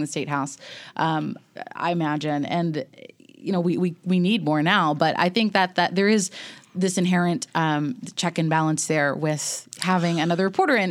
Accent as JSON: {"language": "English", "town": "Elon", "region": "North Carolina", "country": "United States", "tie": "born or raised there", "moved": "as an adult", "lives_now": "Nashville, United States", "said": "I grew up in North Carolina"}